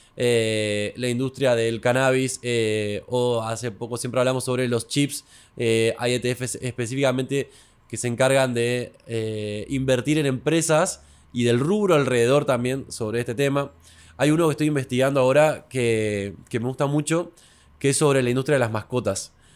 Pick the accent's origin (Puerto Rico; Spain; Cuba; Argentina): Argentina; Buenos Aires; now in Santiago, Chile; como yo no era de Santiago, pues soy de Buenos Aires inicialmente